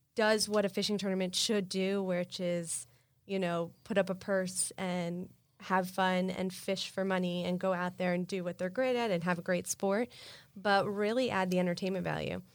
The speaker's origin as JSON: {"language": "English", "town": "Miami Beach", "region": "Florida", "country": "United States", "tie": "born or raised there", "said": "I grew up on Miami Beach."}